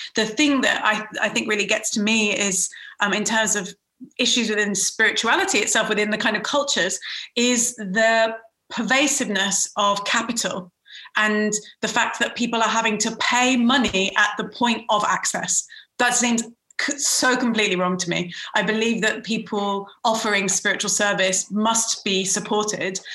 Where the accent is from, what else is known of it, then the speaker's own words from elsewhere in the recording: United Kingdom; also born or lived in Iran; I'm a British Iranian spiritual practitioner